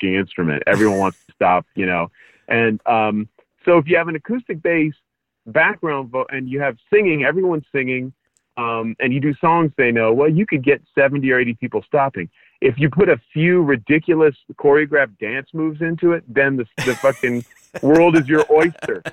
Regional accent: East Bay, California, United States; moved away as an adult; also born or lived in Paris, France / Brooklyn, New York / Montclair, New Jersey; now in Greensboro, United States; an American who grew up in, like, the East Bay

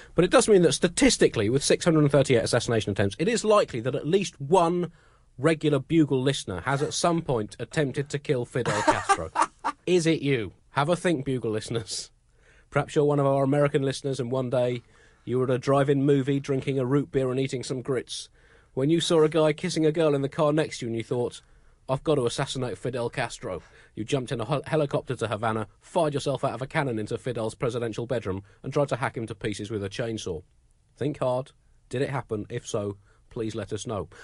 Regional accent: United Kingdom; I keep getting teased for being British

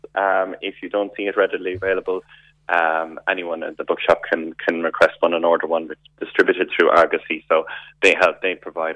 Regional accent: Limerick, Munster, Ireland; moved away as an adult; now in Kenmare, Ireland; I'm originally from Limerick City, but I'm here in Kenmare. I'm a blow-in for the last 26 years.

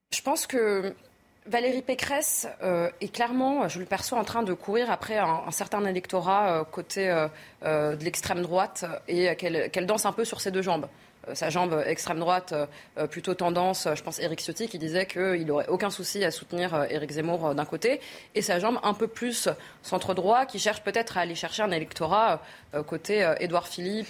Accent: France; On est français

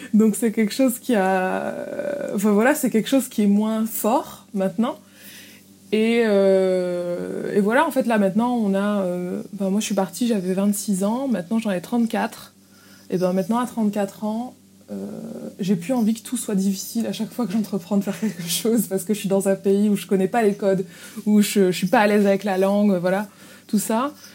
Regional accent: Tourcoing, Hauts-de-France, France; moved away; initialement, je suis de Tourcoing, donc à côté de Lille

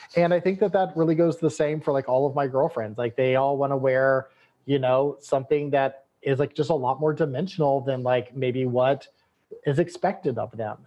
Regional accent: Texas, United States

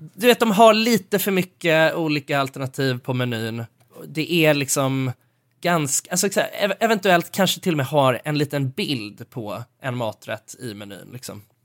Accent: Sweden; jag är svensk

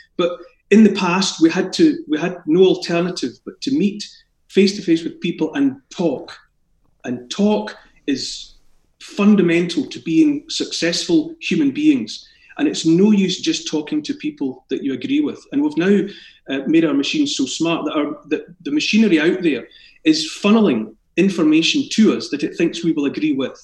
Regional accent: Scotland, United Kingdom; accent: Scottish; born in Scotland and raised in Scotland. I have a Scottish accent

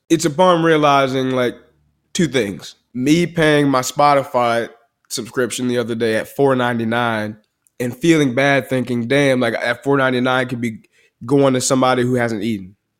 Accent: Chicago, Illinois, United States; also born or lived in Dallas-Fort Worth area, Texas; now in Dallas, United States; I'm from the south side of Chicago

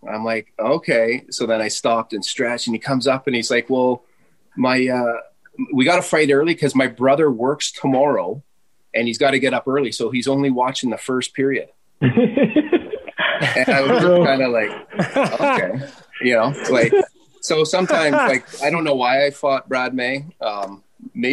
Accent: Ontario, Canada; I'm from Ontario

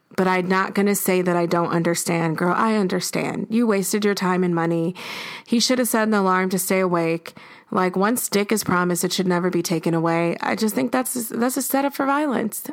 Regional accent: Buffalo, New York, United States; now in New York, United States; growing up in Buffalo

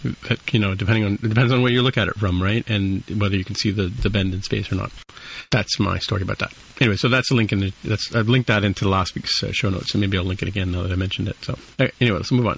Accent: California, United States; So I guess I, as a Californian, I have to ask you, what's the best way to get to Big Sur?

